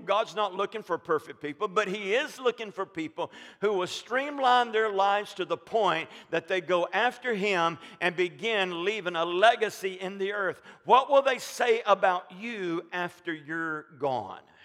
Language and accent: English; Alabama, United States; moved away; we're from Alabama